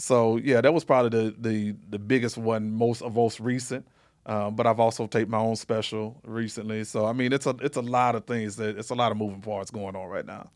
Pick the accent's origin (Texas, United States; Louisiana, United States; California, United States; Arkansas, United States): Arkansas, United States; Little Rock; now in Las Vegas, United States; I'm from Little Rock, Arkansas, born and raised.